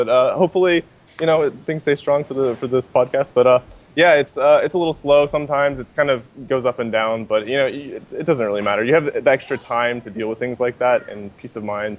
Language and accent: English; Lexington, Kentucky, United States; now in Puerto Galera, Philippines; Lexington, Kentucky. I'm American.